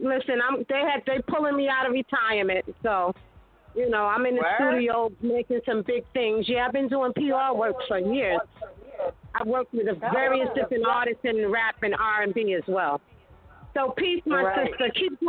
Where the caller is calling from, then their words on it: Brooklyn, New York, United States; I'm calling from Brooklyn.